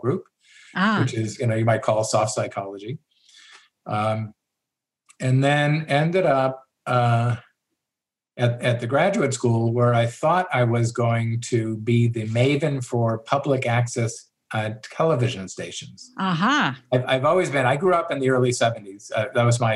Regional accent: Los Angeles, California, United States; also born or lived in Sierra foothills, California; I grew up in Los Angeles, where the danger was earthquakes

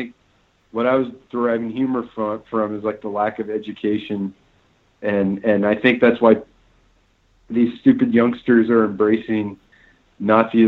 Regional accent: Phoenix, Arizona, United States; now in Los Angeles, United States; I'm from Phoenix, and I've only lived in Phoenix and Los Angeles, so I'm very Southwestern.

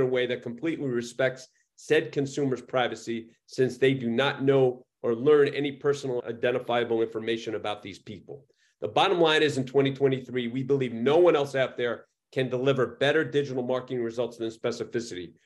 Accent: New York, United States; I'm from New York

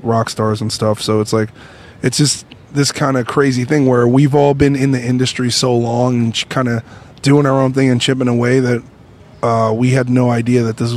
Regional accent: New York City, New York, United States; moved away as an adult; now in Los Angeles, United States; we're from Brooklyn

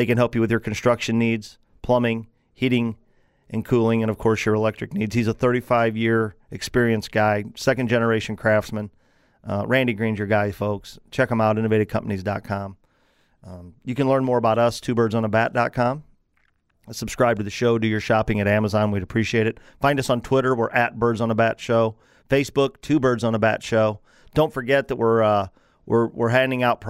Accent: Granite City, Illinois, United States; here in the Metro East area in my hometown of Granite City

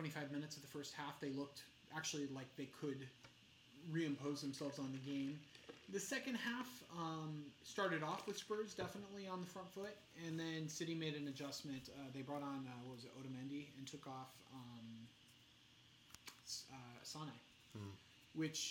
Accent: United States; we're American

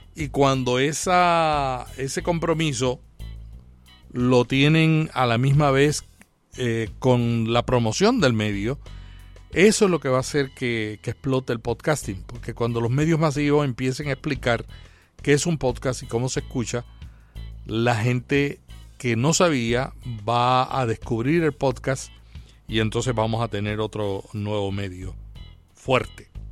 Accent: Puerto Rico; En mi país, yo soy de Puerto Rico

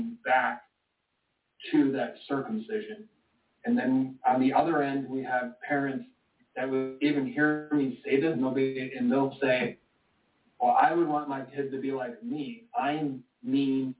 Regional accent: Michigan, United States; I was born in Michigan

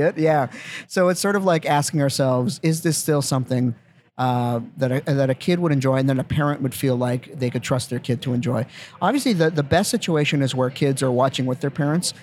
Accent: Winnipeg, Manitoba, Canada; moved away; growing up in Winnipeg

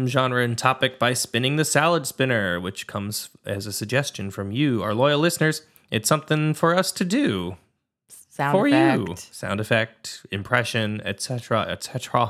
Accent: East Hampton, Connecticut, United States; My hometown has Pumpkin Town in it every autumn as well.

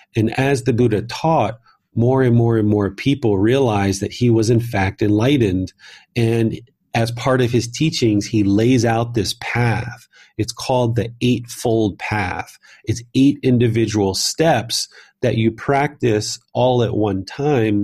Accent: Southern Maryland, United States; moved away as an adult; also born or lived in Washington, D.C. / Northern Virginia; I was born in Washington, D C. I grew up in Southern Maryland

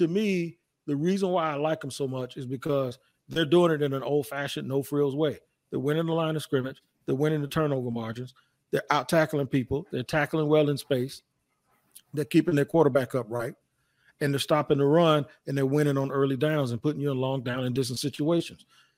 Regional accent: Washington, District of Columbia, United States; I grew up in Washington. Philly was a rival.

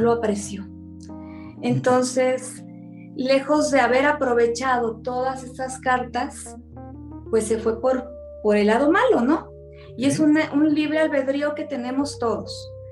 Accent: Tabasco, Mexico; also born or lived in Sinaloa; yo soy sinaloense y bueno, me encanta mi gente, pero fíjate que cosas de la vida, me fui muy chiquita a vivir a Tabasco

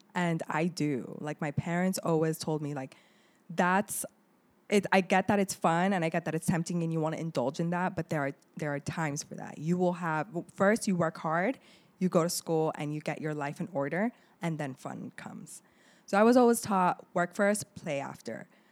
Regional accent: Laredo, Texas, United States; English is a second language; also born or lived in Lebanon; I am a Palestinian Lebanese woman, partly raised in Laredo, and, um, the other part was in Lebanon

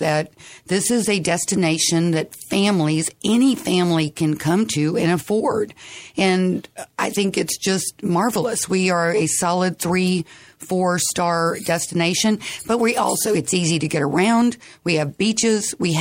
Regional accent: San Antonio, Texas, United States; I grew up in San Antonio

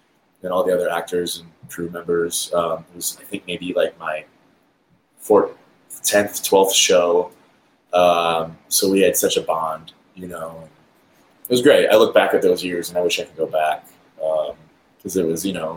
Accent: Lockport, United States; my hometown of Lockport

